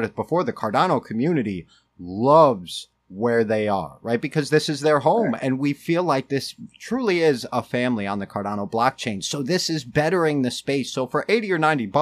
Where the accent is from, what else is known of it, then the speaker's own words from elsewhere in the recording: New York, United States; also born or lived in Connecticut; now in Waterbury area, Connecticut, United States; I grew up in New York and moved to Connecticut.